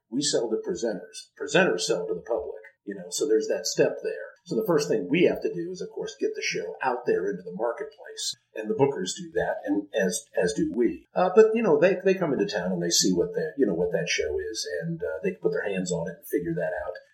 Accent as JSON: {"language": "English", "town": "Dayton", "region": "Ohio", "country": "United States", "tie": "born or raised there", "moved": "yes"}